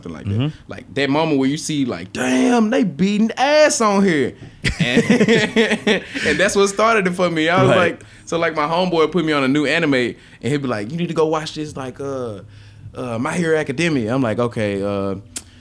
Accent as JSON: {"language": "English", "town": "Memphis", "region": "Tennessee", "country": "United States", "said": "I'm from Memphis"}